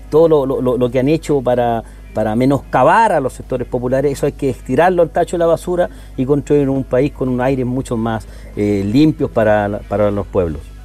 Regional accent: Puente Alto, Santiago Metropolitan Region, Chile; yo soy de Puente Alto

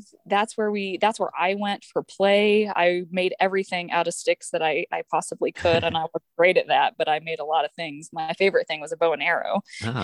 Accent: Ravenwood, Missouri, United States; So I grew up in Ravenwood, Missouri. It's a very rural town in Northwest Missouri, a town of about 400 people

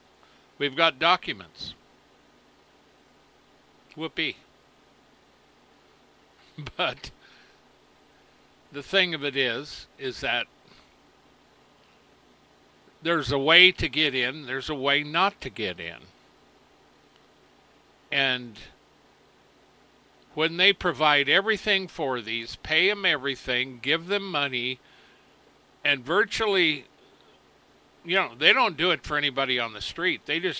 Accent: United States; I was born in America. The roots, my roots, as I said, go clear back to the beginning.

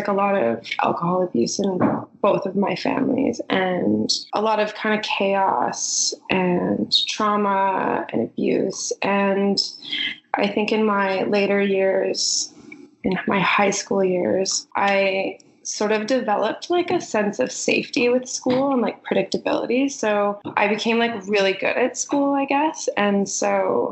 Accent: Prince George, British Columbia, Canada; I grew up in Prince George, and I grew up on a farm

